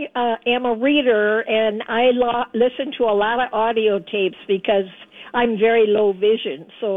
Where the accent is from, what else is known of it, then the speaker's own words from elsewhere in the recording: Cloquet, Minnesota, United States; also born or lived in Wausau, Wisconsin; In a little town called Cloquet.